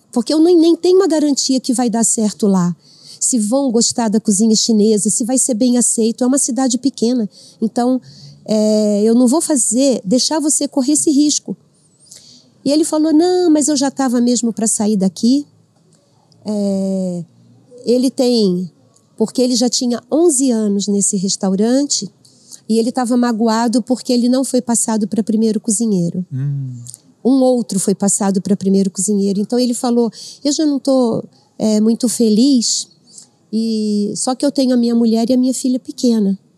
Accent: Avaré, São Paulo, Brazil; eu moro no interior, eu sou de Avaré.

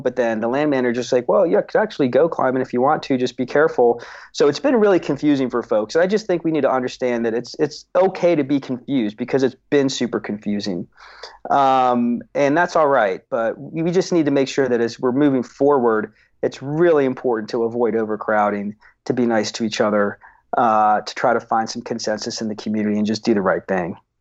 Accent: Seattle, Washington, United States; I grew up in Seattle, um, in the seventies.

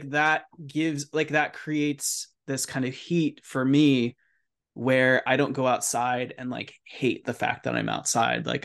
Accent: California, United States; also born or lived in Baltimore, United States; growing up in California where like have I've spent time in California, yeah, you just don't have to deal with the winter in the same way.

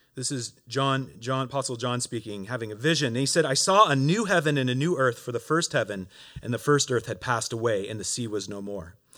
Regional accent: Oregon, United States; moved away as an adult; now in Montreal, Canada; I'm originally from Oregon, uh, and, uh, grew up there.

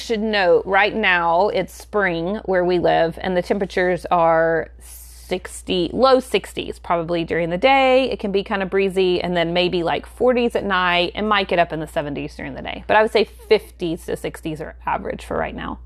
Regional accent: the South, United States; we live in the South, I feel like when you say tea, most people think of iced tea here

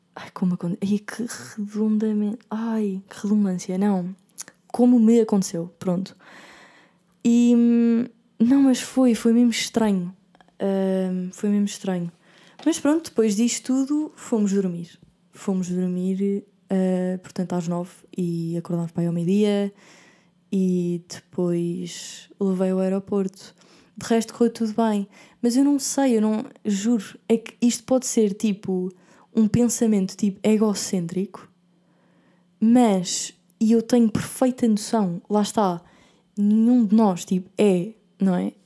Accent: Portugal; moved away as an adult; como portuguesa

